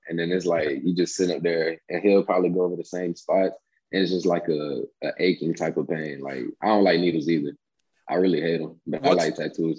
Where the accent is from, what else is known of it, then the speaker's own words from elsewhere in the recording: Rockledge, Florida, United States; I got my city, so it's Rockledge, and that's where I'm from.